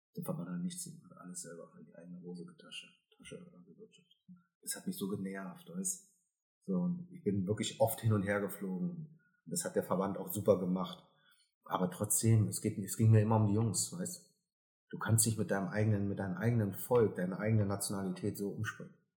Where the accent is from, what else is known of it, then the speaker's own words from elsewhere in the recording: Germany; ich bin Deutscher, ich bin auch stolz drauf